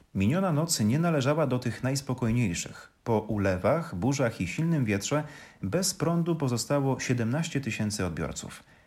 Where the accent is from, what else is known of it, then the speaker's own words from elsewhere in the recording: Silesian Voivodeship, Poland; moved away; z obserwacji Śląska, na którym się wychowałam, na którym już od dawna nie mieszkam